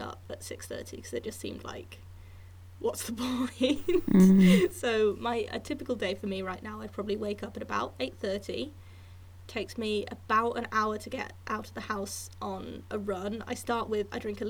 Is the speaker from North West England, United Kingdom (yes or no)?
no; Hereford, West Midlands, United Kingdom; near where I grew up in Hereford